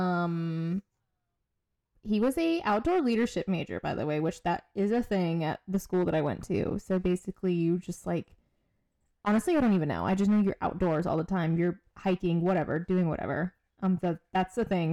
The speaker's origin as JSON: {"language": "English", "area": "near Fort Stewart, Savannah area", "region": "Georgia", "country": "United States", "tie": "born or raised there", "said": "So Fort Stewart is more so like closer to my hometown"}